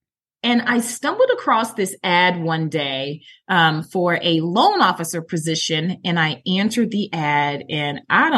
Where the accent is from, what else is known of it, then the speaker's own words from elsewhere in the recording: Maryland, United States; also born or lived in Atlanta; I'm originally from Maryland, but then we migrated on down to Atlanta to help my parents help start up the Georgia Lottery back in 94.